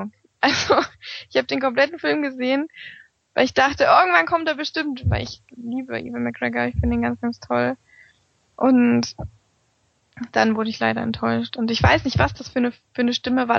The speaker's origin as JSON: {"language": "German", "country": "Germany", "said": "bei uns in Deutschland"}